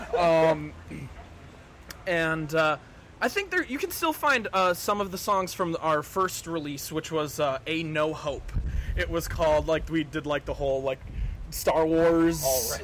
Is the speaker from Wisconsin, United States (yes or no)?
yes; Marinette, Wisconsin, United States; moved away as an adult; now in Green Bay, United States; I'm originally from Marinette, Wisconsin